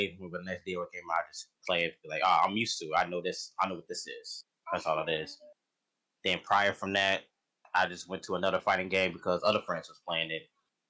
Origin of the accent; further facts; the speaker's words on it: Chicago, Illinois, United States; now in Peoria, United States; I'm from Chicago, Illinois, but I probably live in Peoria now.